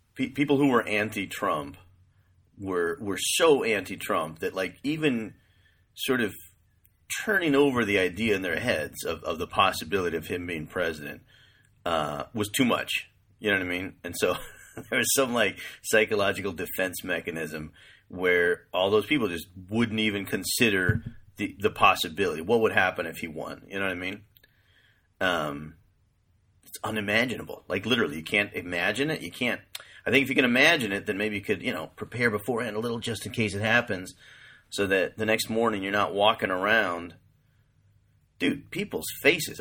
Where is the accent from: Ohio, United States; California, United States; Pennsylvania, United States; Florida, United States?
California, United States; moved away; also born or lived in East Coast / New York; I'm from California. I've lived most of my life either in California or on the East Coast